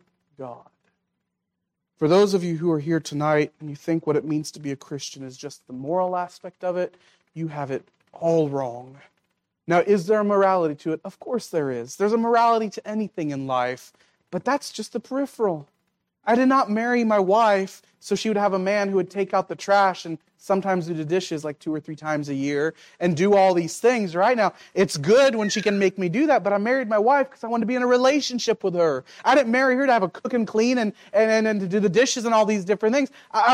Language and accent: English; Philippines; now in United States; I grew up in the Philippines.